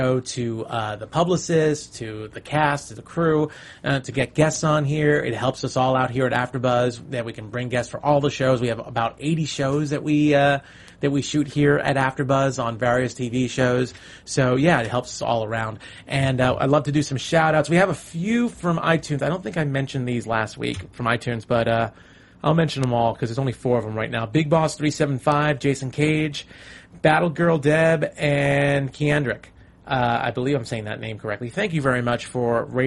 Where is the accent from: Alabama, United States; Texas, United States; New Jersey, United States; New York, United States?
New York, United States; New York City; I'm from New York City